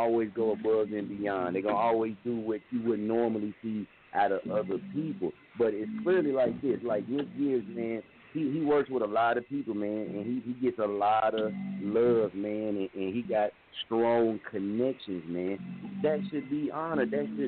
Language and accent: English; Muskogee, Oklahoma, United States; Now, I'm from Muskogee. I was staying in Wichita, Kansas.